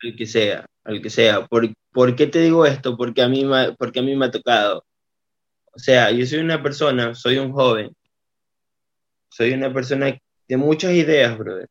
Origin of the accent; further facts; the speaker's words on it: Portoviejo, Manabí, Ecuador; Somos de Puerto Viejo, Manaví, donde la gente lo conoce como Chupamango